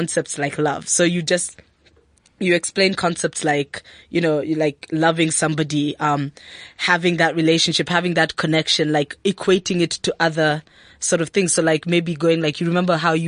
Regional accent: Kenya; now in South Africa; I live in South Africa as a Kenyan

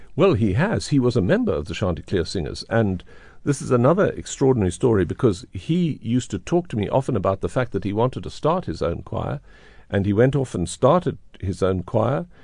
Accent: South Africa; moved away as an adult; also born or lived in Johannesburg; growing up in South Africa, going abroad, coming back to this country that I love so much

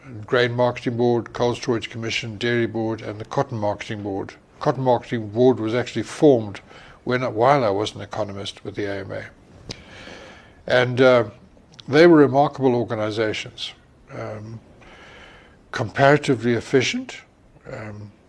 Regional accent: Umzinyatini, Matabeleland South, Zimbabwe; also born or lived in Bulawayo; I was born in Bulawayo, and I was raised in a place called Umzinyatini, near Mbalabala

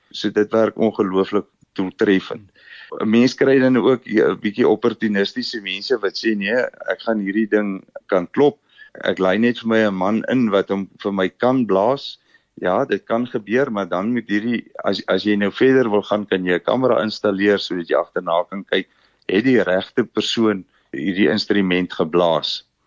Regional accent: Namibia; moved away as an adult; now in Bloemfontein, South Africa; Ek kom oorspronklik uit Namibië uit. Ek het daar skool gegaan, groot geword.

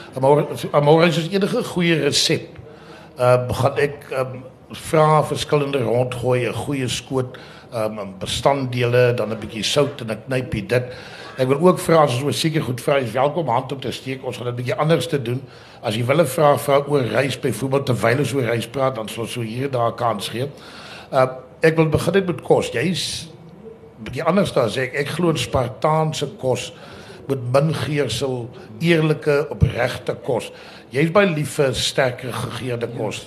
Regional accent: Karoo, South Africa; ek wat in die Karoo groot geword

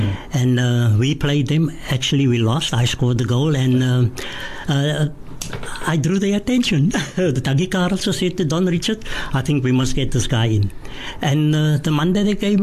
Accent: Cape Town, Western Cape, South Africa; I was born and bred in Woodstock, about 15 to 20 minutes walk to Salt River.

